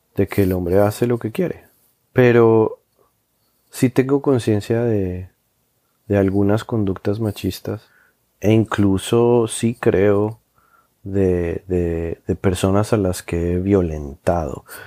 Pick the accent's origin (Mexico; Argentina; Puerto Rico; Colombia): Colombia; moved away as an adult; now in New York, United States; me fui a, de Colombia y, y llevo ya quince años viviendo en Nueva York